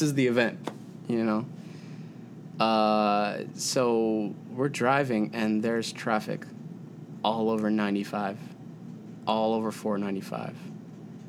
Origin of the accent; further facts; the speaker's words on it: Baltimore, Maryland, United States; also born or lived in New York City; Totally a city kid. I grew up in Baltimore City.